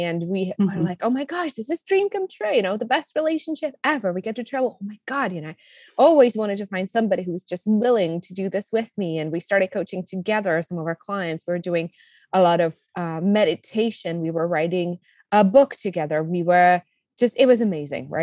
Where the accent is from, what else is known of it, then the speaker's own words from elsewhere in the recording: Czechia; English is a second language; also born or lived in Colorado, United States; now in Costa Rica; you can hear from my accent. I was born in the Czech Republic. I spent a good chunk of my life in the US, in Colorado. Right now, we live in Costa Rica